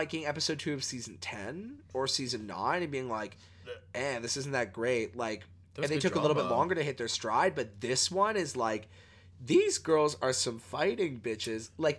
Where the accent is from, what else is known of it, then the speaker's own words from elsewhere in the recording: Canada; Which was like, I appreciate as a Canadian outfit.